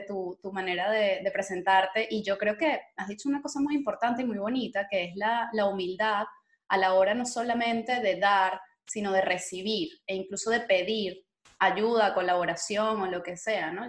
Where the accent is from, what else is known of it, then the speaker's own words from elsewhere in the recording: Venezuela; now in Spain; Como venezolanos